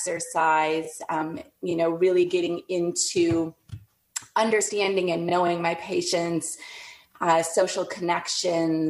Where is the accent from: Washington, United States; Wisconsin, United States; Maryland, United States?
Wisconsin, United States; northern; moved away as an adult; now in Saugatuck, United States; I grew up in northern Wisconsin on the south shores of Lake Superior.